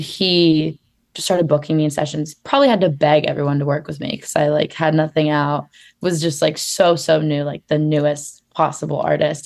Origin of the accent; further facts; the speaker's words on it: Phoenix, Arizona, United States; now in Los Angeles, United States; I grew up in Phoenix, Arizona